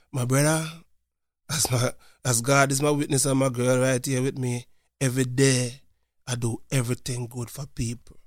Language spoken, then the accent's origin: English; Montego Bay, Saint James, Jamaica; moved away as an adult; now in Lancaster, United States; I'm from a place called Montego Bay, Jamaica